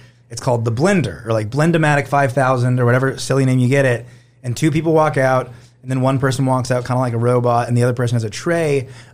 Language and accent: English; Northern Indiana, United States; my summer camp growing up in Northern Indiana